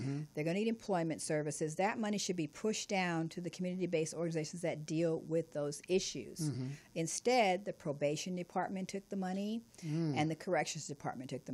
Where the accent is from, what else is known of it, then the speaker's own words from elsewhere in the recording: Los Angeles, California, United States; I grew up in South Central